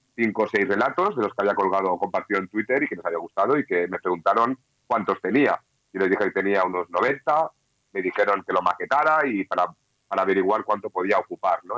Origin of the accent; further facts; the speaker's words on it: Catalonia, Spain; yo soy muy catalán